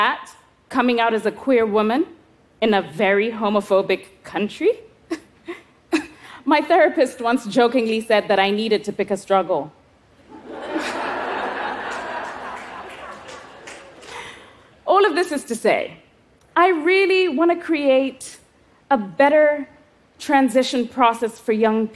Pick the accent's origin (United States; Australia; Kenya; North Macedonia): Kenya; I was 11 years old, growing up in Kenya